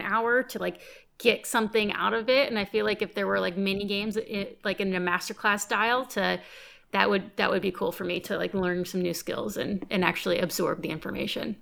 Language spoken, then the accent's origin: English; United States; I'm American.